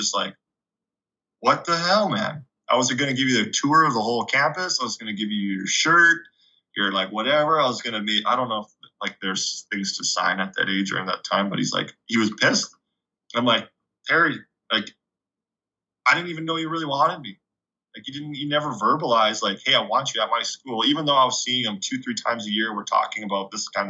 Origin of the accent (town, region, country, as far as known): Canada; moved away as an adult; also born or lived in Hawaii